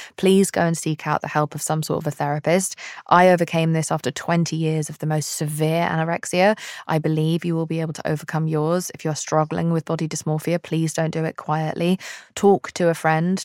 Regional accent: United Kingdom; I'm British

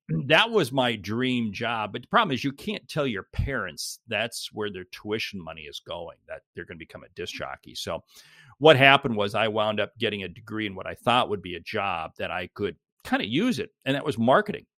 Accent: Seattle, Washington, United States; I, I grew up in Seattle and, uh, went to school in Seattle, went to college in Seattle

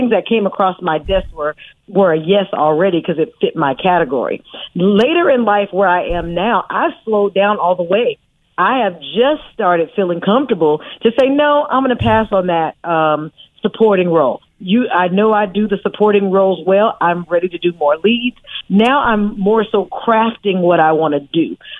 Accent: Oakland, California, United States; I'm from Oakland, California. I'm a native of Oakland.

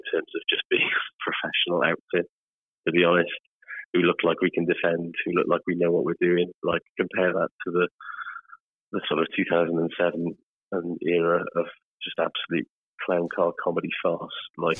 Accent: Wales, United Kingdom; I am, as a Welsh person and a pessimistic person, I'm already dreading it.

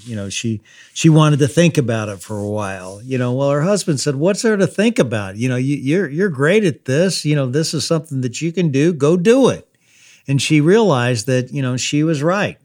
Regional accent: Louisville, Kentucky, United States; my hometown, Louisville, Kentucky

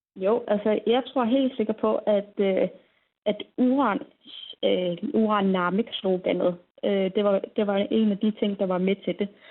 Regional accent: Greenland

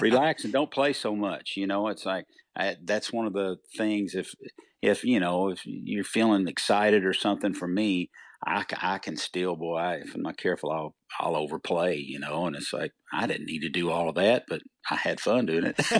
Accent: Leitchfield, Kentucky, United States; moved away; also born or lived in Nashville area; I came from Litchfield, Kentucky

